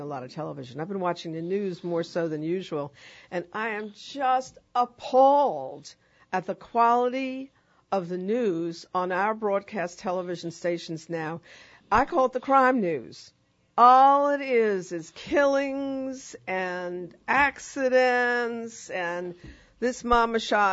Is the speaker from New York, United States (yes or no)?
yes; New York, United States; moved away as an adult; now in New Orleans, United States; I'm from New York.